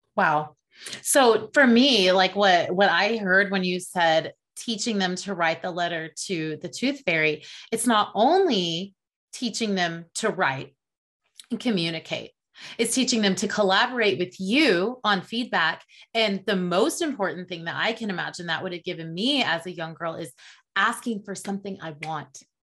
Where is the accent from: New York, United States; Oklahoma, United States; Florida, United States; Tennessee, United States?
Oklahoma, United States; I grew up in Oklahoma in the south central area of the United States